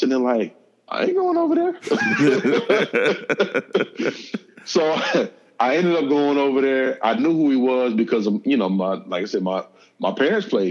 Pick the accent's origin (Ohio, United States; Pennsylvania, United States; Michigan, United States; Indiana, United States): Michigan, United States; Southfield; The house that I grew up in Southfield, Michigan